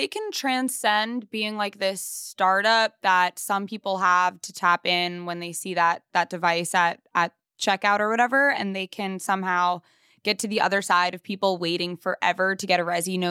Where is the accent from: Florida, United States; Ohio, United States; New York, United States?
New York, United States; Long Island; I mean, I'm from Long Island, but like, I went to school in the city long enough